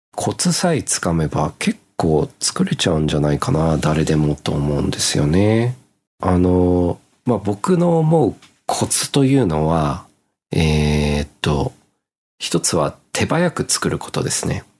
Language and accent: Japanese; Australia; now in Japan; 僕の実家の場合は、オーストラリアですので